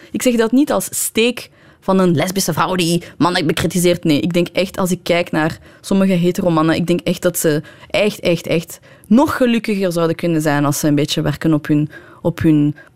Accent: Iran; Dutch is a second language; Bijvoorbeeld als Iraanse vrouw mocht je niet...

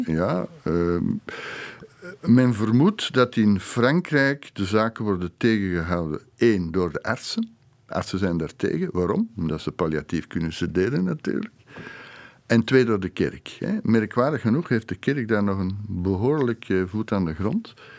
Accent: Flanders, Belgium; bij ons in Vlaanderen

